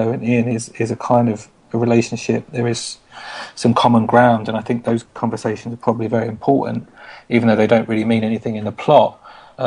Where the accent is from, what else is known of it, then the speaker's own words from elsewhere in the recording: London, United Kingdom; moved away; I'm from East London. I grew up in Walthamstow, and I spent 30 years of my life there